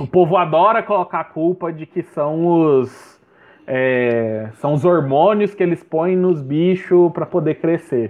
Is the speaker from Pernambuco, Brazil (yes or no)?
no; Goiás, Brazil; eu sou goiano